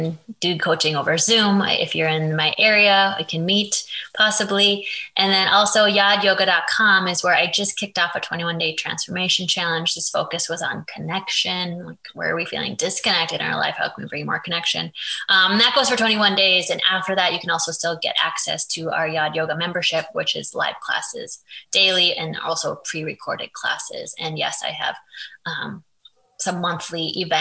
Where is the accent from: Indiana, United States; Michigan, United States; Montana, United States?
Michigan, United States; Lake Superior; I was born and raised in Lake Superior